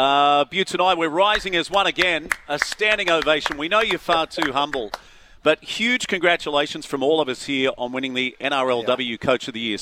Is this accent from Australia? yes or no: yes; Gold Coast, Queensland, Australia; I would love to have done more sailing as a youngster on the Gold Coast at Palm Beach, Currumbin.